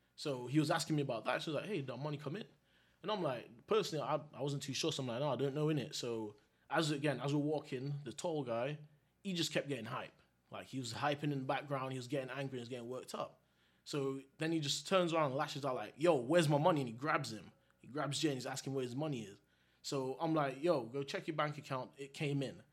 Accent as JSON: {"language": "English", "country": "Jamaica", "said": "'cause being Jamaican"}